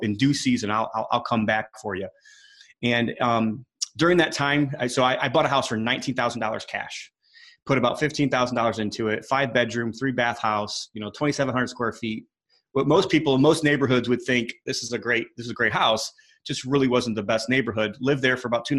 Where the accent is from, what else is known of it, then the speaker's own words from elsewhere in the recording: Indiana, United States; I'm from Indiana